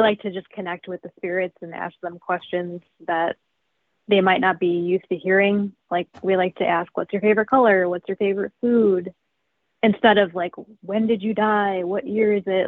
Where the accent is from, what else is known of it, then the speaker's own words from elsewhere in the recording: Chicago suburbs, Illinois, United States; Yeah, I've always lived in the Chicago suburbs. Yep, I grew up in an old house